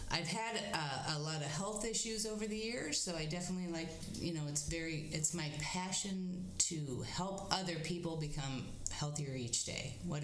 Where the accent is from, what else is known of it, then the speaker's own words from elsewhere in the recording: Bradford, Pennsylvania, United States; And in my hometown, small hometown of Bradford, we had no spinning around.